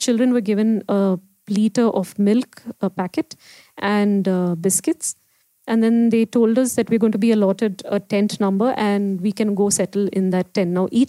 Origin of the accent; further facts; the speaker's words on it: India; So Bombay was the closest to my hometown.